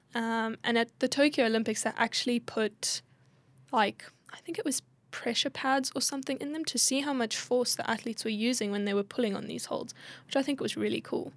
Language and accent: English; South Africa; also born or lived in Perth, Australia